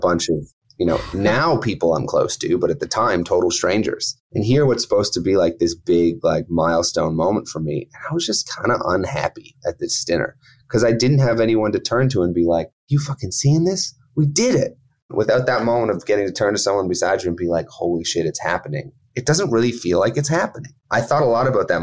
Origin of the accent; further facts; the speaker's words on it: King City, Ontario, Canada; I grew up about 45 minutes outside of Toronto in a small town called King City.